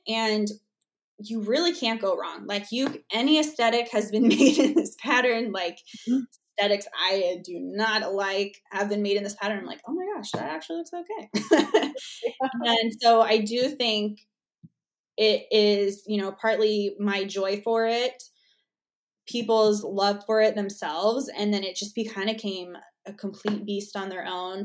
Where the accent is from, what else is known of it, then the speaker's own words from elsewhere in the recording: Arizona, United States; I'm from Arizona